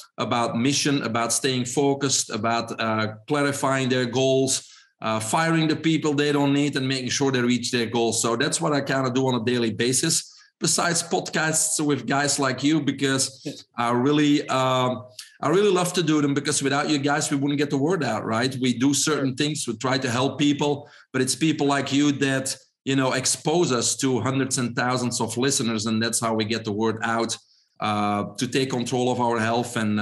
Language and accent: English; Belgium; English is a second language; moved away as an adult; also born or lived in Brussels; now in United States; probably everybody can hear my accent. I'm originally from Belgium.